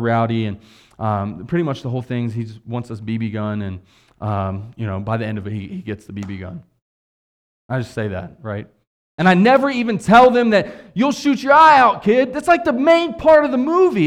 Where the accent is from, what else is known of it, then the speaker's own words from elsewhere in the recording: West Virginia, United States; moved away; I'm from West Virginia.